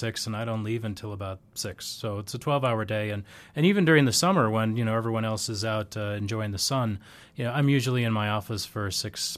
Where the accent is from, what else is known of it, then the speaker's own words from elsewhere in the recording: Minneapolis–Saint Paul, Minnesota, United States; moved away as an adult; also born or lived in Europe / Northern Ireland; now in Sioux Falls, United States; I'm originally from the Twin Cities, and then I moved to Europe for about 7 years